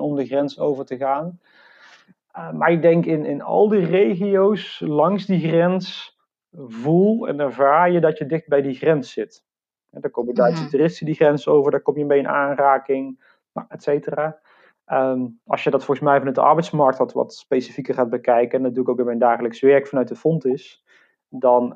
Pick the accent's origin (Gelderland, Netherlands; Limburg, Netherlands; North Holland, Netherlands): Limburg, Netherlands; Venlo; ik ben geboren in Venlo, maar ook echt letterlijk heel erg dicht bij die grens